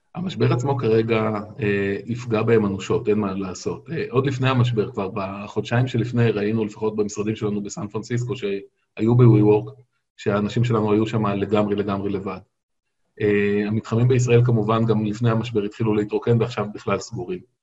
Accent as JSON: {"language": "Hebrew", "country": "Israel", "tie": "born or raised there", "said": "אני גדלתי בקיבוץ"}